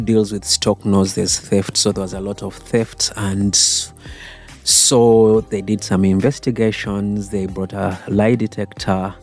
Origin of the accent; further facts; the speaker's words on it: Kampala, Central Region, Uganda; moved away as an adult; also born or lived in United Kingdom; now in Naalya, Uganda; I was born there in 76, so been in Bogolobi all my life